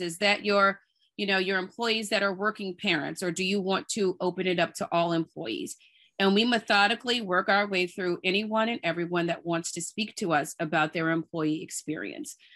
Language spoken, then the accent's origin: English; New Orleans, Louisiana, United States; also born or lived in Durham, North Carolina / Nashville, Tennessee; now in Brooklyn, United States; I grew up in New Orleans and I live in Brooklyn with my husband and two little kids